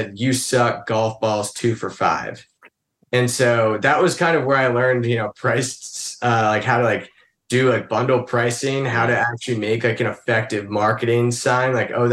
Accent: Vermont, United States; moved away; when my dad left Burton Snowboards, which was when I grew up in Vermont for 9 years

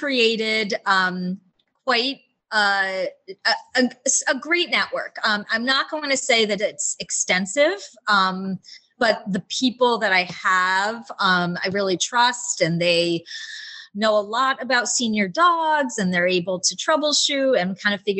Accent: Rhode Island, United States; moved away; also born or lived in Los Angeles; I'm from Rhode Island

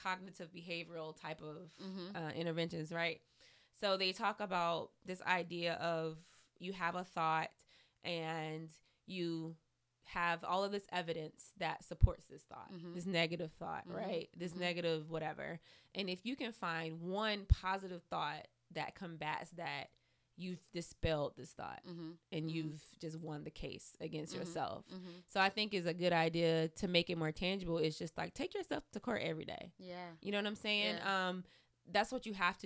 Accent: the South, United States; growing up in the South

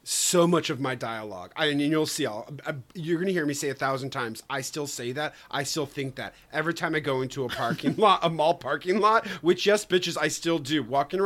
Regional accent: Michigan, United States; I'm from Michigan

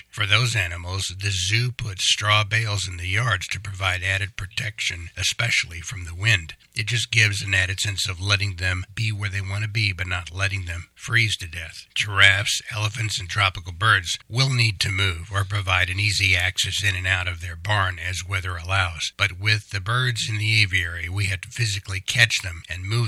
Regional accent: Kansas, United States; I was born in Kansas and grew up in Kansas

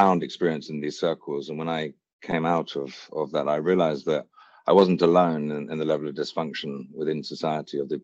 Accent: Hampshire, South East England, United Kingdom; also born or lived in Wiltshire; I was born in Wiltshire, raised in Hampshire, and I went to boarding school here in the UK

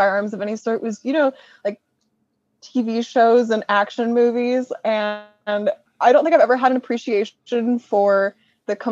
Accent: California, United States; I'm from California

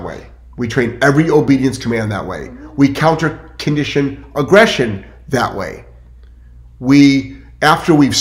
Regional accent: Cleveland, Ohio, United States; moved away; also born or lived in Lyndhurst, Ohio; I'm originally from Cleveland, well, Lyndhurst, Ohio, but I grew up in the east side of Cleveland

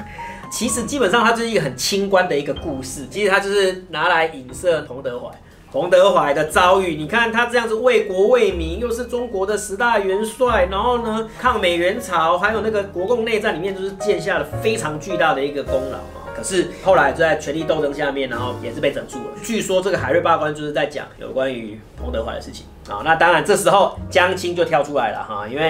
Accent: Taiwan; 就是我们台湾这边的历史课本怎么来形容文革这件事情

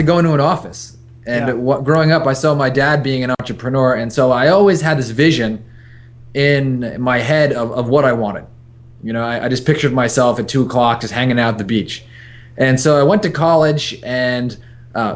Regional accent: New York, United States; now in San Diego, United States; I'm a New Yorker through and through

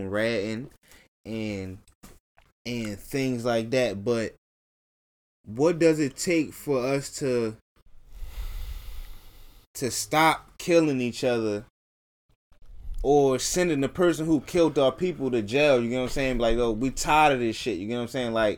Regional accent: Baltimore, Maryland, United States; growing up in Baltimore

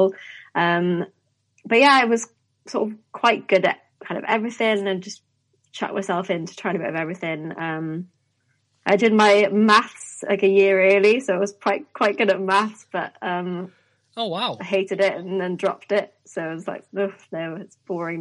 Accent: Wales, United Kingdom; born or raised there

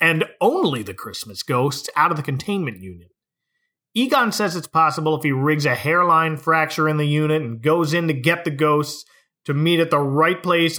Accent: Utica, New York, United States; I'm from Utica.

